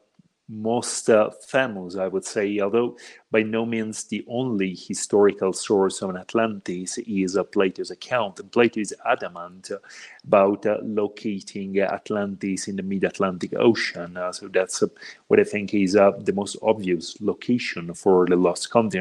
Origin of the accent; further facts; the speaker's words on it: Italy; moved away as an adult; now in Mexico; I'm originally from Italy, but I've been living in Mexico for the past 6 years now